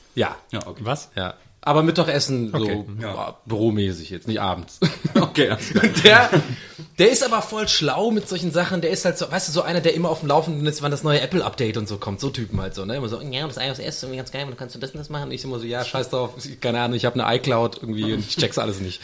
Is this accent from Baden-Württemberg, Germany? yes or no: yes; Tübingen, Baden-Württemberg, Germany; moved away; also born or lived in Munich; bei uns in Tübingen